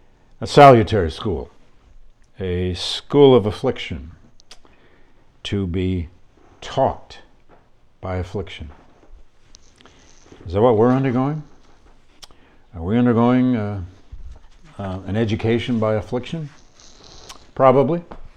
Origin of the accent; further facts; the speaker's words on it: Flint, Michigan, United States; I grew up in Flint, Michigan, just up the road from Detroit.